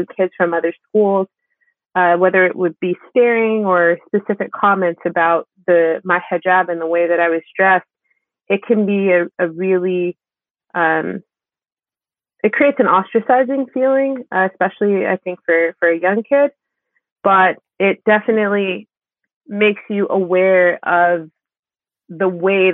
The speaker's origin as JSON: {"language": "English", "town": "Maplewood", "region": "New Jersey", "country": "United States", "tie": "born or raised there", "said": "I grew up in a town called Maplewood"}